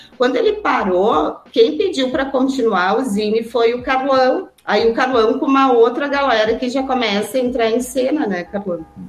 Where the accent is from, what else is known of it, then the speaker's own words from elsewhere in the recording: Caxias do Sul, Rio Grande do Sul, Brazil; sou de Caxias também